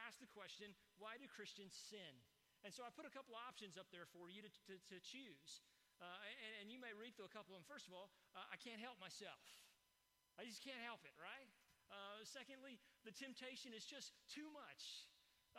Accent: East Texas, United States; I grew up in East Texas

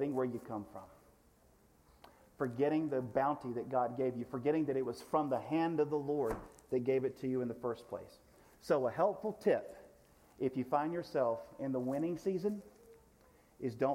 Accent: United States; American Christians in the United States of America

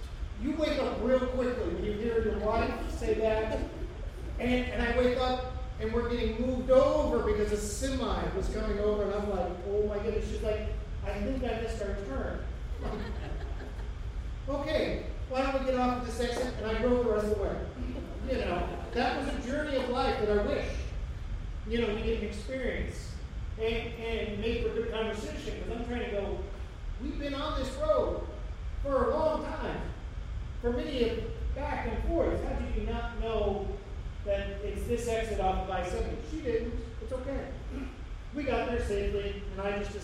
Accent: Hamilton, Ohio, United States; I grew up in Hamilton

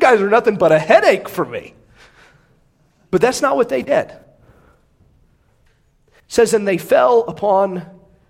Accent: United States; I am proud to be an American

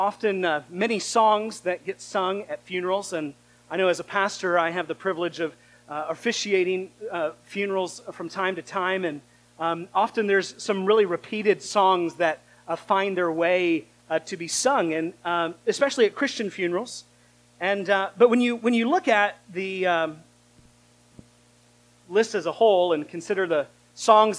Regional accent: United States

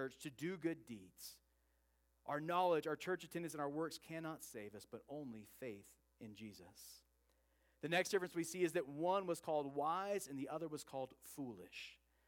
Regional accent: Oregon, United States; I grew up in Oregon

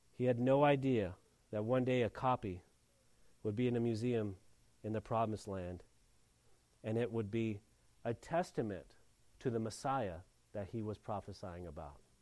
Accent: Mission Hills, California, United States; i come from Mission Hills, California

